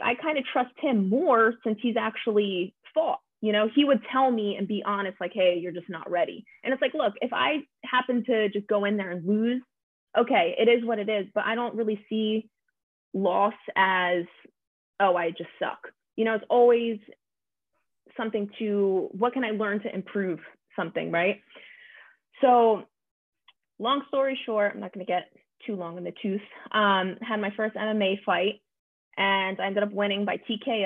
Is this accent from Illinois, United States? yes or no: no; New Jersey, United States; now in California, United States; growing up in New Jersey